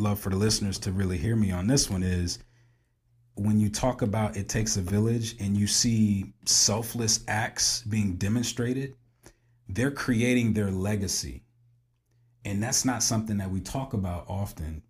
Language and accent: English; Springfield, Illinois, United States; we all share that common bond growing up in Springfield, Illinois, right? Because we grew up in a village